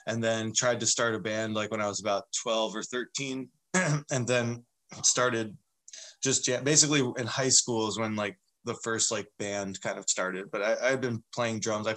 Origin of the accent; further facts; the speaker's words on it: northern New Jersey, United States; moved away as an adult; now in Seattle, United States; born and raised in New Jersey. And I moved out to Seattle when I was 22